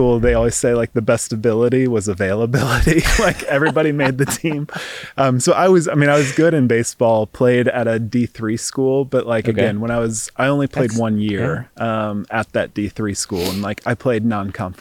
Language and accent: English; East Coast, United States; moved away as an adult; also born or lived in Seattle, Washington; I grew up in the East Coast and then moved out to Seattle, Washington for grad school.